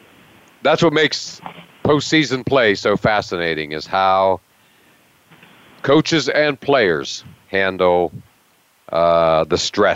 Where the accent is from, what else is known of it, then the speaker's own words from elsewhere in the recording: Pennsylvania, United States; I grew up in Pennsylvania